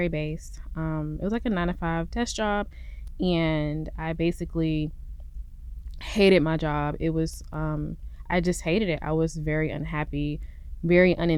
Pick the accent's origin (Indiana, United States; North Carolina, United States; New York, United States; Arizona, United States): North Carolina, United States; Fayetteville; moved away as an adult; now in Houston, United States; I'm actually from North Carolina, Fort Bragg, Fayetteville area. And I come from a military family